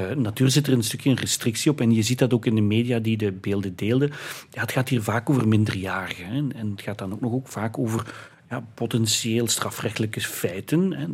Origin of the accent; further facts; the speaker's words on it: Heusden, Flanders, Belgium; in heusden het dorp waar ik vandaan kom